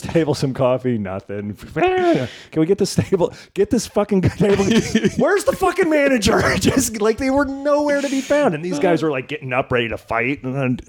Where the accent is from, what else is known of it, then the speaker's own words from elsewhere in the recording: New Jersey, United States; I'm from Jersey